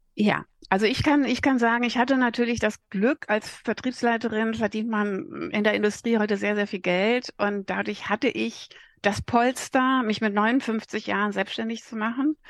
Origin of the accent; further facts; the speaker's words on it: Sauerland, North Rhine-Westphalia, Germany; ich bin ein Sauerländer Mädel